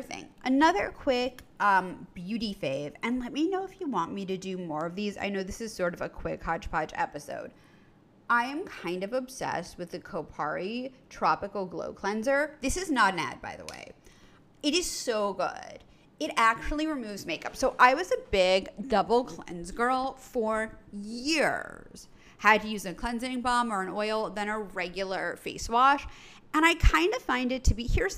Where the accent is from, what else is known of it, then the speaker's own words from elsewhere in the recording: New York City, New York, United States; when I grew up in New York City